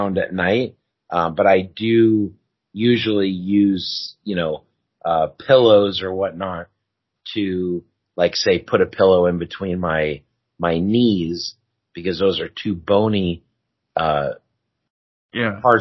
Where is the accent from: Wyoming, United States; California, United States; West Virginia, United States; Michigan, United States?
California, United States; I'm also from California